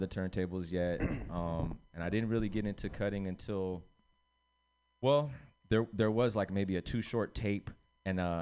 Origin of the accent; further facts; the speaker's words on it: Redwood City, California, United States; also born or lived in Puerto Rico / San Mateo; I was born in Puerto Rico. And when we left Puerto Rico and came to the Bay, basically, Redwood City was kind of where we kicked it first